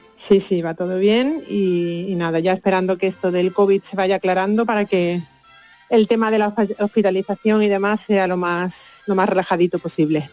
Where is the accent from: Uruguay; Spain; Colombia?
Spain; Seville, Andalusia; moved away as an adult; also born or lived in Costa Rica / Copenhagen / Malmö; now in Vienna, Austria; con 20 años me fui de Sevilla